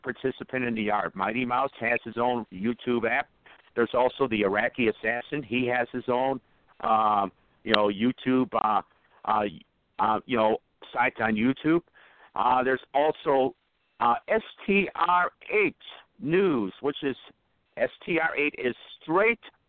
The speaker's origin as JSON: {"language": "English", "town": "Chicago", "region": "Illinois", "country": "United States", "said": "I'm from the Chicago area, so, I'm a Chicago Bears fan"}